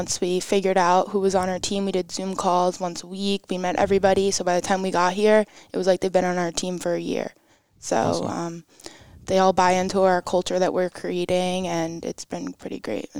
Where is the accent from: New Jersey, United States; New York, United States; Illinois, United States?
New York, United States; Levittown; born or raised there